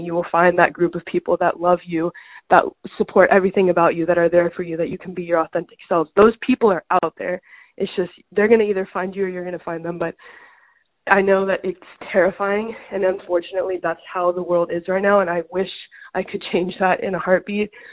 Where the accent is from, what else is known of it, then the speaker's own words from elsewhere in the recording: United States; I'm firstborn American in my family to go to school in the U.S.